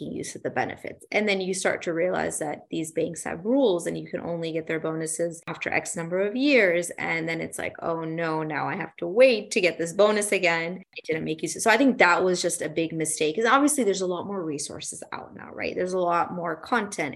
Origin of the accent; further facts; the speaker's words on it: Dallas, Texas, United States; It's in my hometown